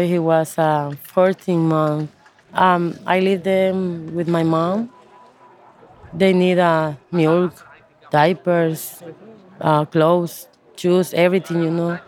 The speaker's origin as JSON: {"language": "English", "country": "Honduras", "also_born_or_lived": "South Carolina, United States", "second_language": "English", "moved": "as an adult", "said": "I am 38 years old. I'm from Honduras"}